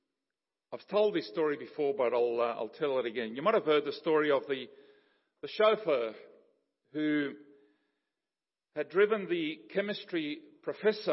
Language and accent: English; Paraguay; moved away; growing up in Paraguay and going back to my childhood and all of that, this cross-cultural upbringing between Paraguayan and Ukrainian